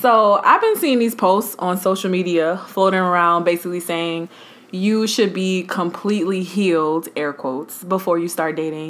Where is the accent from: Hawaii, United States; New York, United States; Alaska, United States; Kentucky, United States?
New York, United States; New York City; I'm from Brooklyn